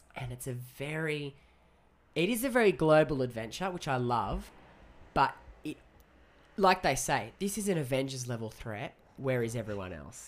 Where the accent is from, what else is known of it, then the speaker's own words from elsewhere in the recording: Australia; as an Aussie